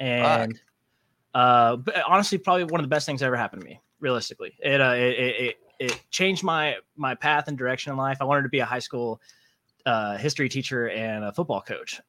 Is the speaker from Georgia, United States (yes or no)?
yes; Savannah, Georgia, United States; I'm from Savannah, Georgia